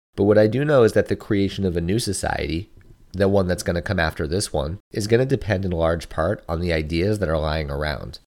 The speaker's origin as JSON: {"language": "English", "country": "United States", "said": "we as American consumers"}